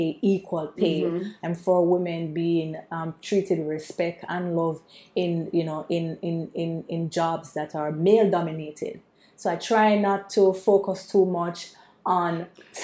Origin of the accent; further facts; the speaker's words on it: Kingston, Jamaica; I'm from Waterhouse, which is in Kingston